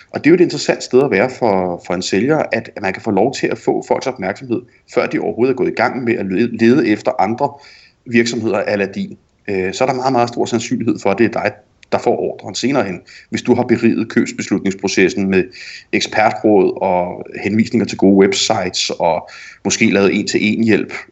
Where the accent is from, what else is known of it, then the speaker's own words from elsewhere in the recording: Jutland, Denmark; ja, netop som jyde, øh, og som dansker, og sandsynligvis også som kvinde.